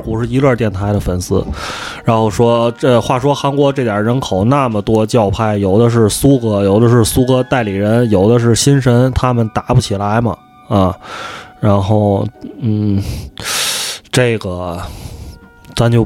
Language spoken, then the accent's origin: Chinese; Tianjin, China; accent: Tianjin; 我们这个天津口音